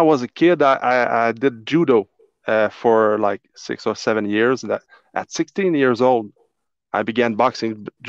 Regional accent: Trois-Rivières, Quebec, Canada; now in Shawinigan, Canada; In my hometown, Trois-Rivières

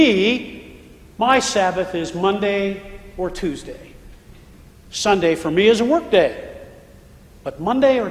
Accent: Pennsylvania, United States; now in Florida, United States; When I was growing up in Pennsylvania

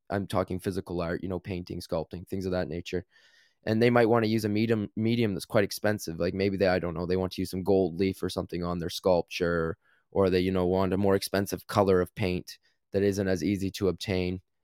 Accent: Canada; growing up in Canada

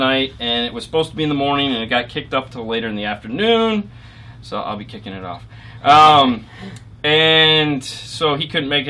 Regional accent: Michigan, United States; now in Florida, United States; Because I'm from Michigan.

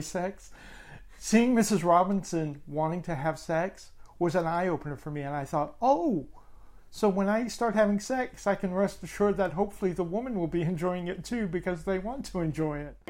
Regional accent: England, United Kingdom; I'm English

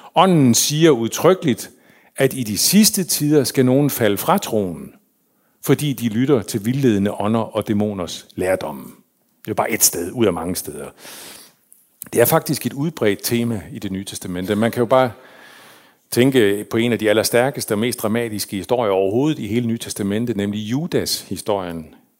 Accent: Hirtshals, North Denmark Region, Denmark; also born or lived in Faroe Islands / Copenhagen; var jeg vokset op i Hirtshals. De flyttede til København, og så senere til Hirtshals, så voksede jeg op

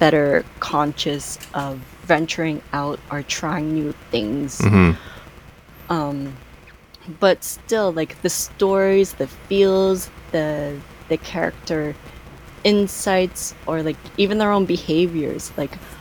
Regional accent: Canada; as an Asian family growing up in Canada

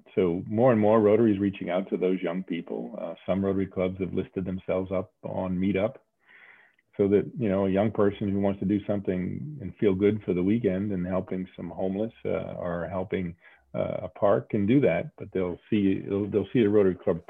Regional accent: Saugus, Massachusetts, United States; moved away; also born or lived in Salem, Massachusetts; I was Saugus. Brought up in Saugus.

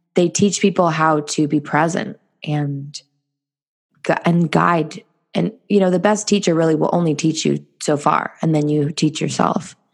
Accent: Los Angeles, California, United States; moved away as an adult; also born or lived in South Korea / Bali; I'm from California. I grew up

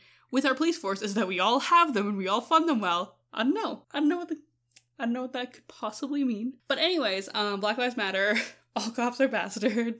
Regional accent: Canada; We're from Canada

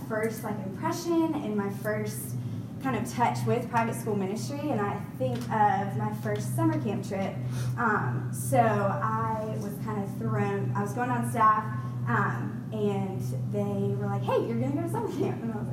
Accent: Raleigh, North Carolina, United States; moved away as an adult; also born or lived in Charlotte, North Carolina; I'm originally from Raleigh, went to the high school in there

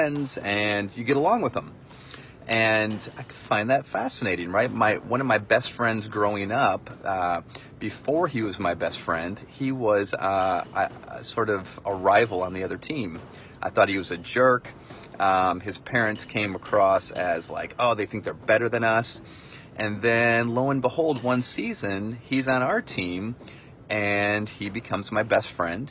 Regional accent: Michigan, United States; I grew up in Michigan

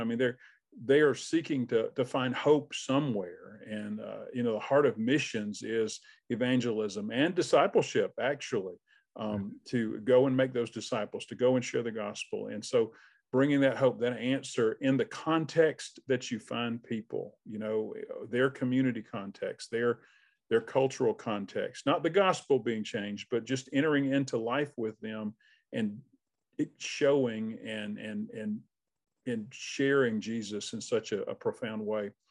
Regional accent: Albany, Georgia, United States; moved away as an adult; now in North Georgia, United States; I'm from Albany.

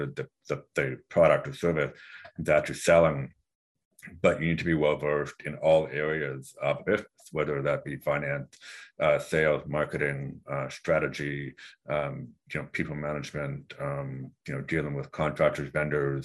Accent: Vancouver, British Columbia, Canada; moved away; I'm from Vancouver originally, so I went to SCaleHR School of Business in British Columbia

